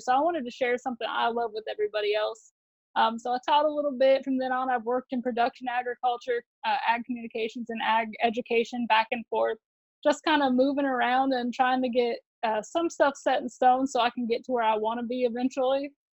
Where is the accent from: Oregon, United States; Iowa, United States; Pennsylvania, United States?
Iowa, United States; moved away as an adult; now in Texas, United States; I'm originally from Iowa. So I grew up doing a little bit of everything.